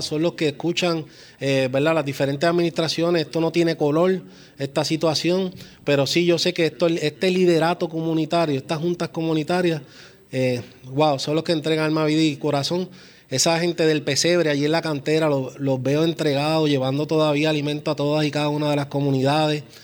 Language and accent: Spanish; Puerto Rico; como puertorriqueños